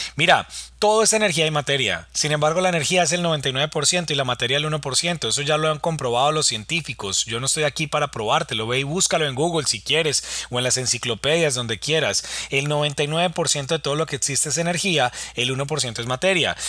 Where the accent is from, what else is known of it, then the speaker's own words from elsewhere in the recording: Colombia; en mi país, en Colombia